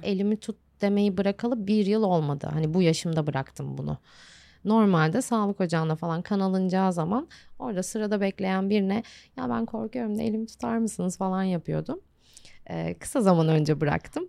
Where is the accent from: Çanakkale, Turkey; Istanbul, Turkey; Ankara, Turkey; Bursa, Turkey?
Bursa, Turkey; now in Antalya, Turkey